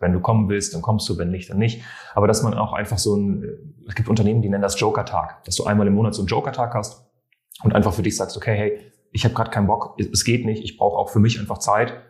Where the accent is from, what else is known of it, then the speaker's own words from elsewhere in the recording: France; ich bin Franzose